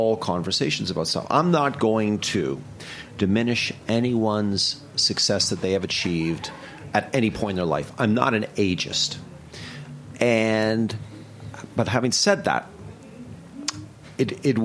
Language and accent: English; Toronto, Ontario, Canada; moved away as an adult; now in New York, United States; growing up in Toronto